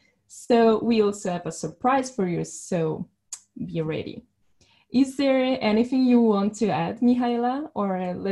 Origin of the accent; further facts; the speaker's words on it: Milan, Lombardy, Italy; I will be your host today. I'm from Italy, and I'm from Milan